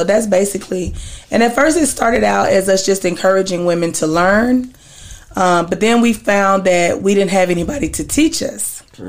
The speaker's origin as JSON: {"language": "English", "town": "Dallas", "region": "Texas", "country": "United States", "tie": "born or raised there", "said": "Born and raised in Dallas. I'm a massage therapist."}